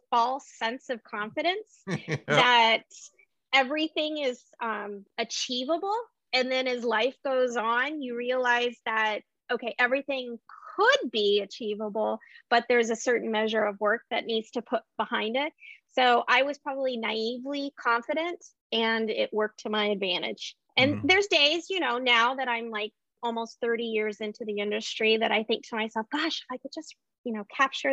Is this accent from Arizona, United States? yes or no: no; Anchorage, Alaska, United States; I was born and raised in Anchorage, Alaska